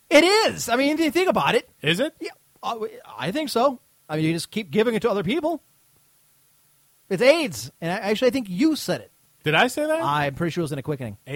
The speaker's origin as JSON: {"language": "English", "country": "United Kingdom", "said": "As you know, I am British, and we don't have any."}